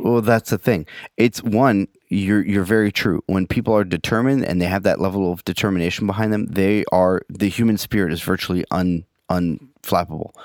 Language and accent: English; San Francisco, California, United States; I grew up in San Francisco.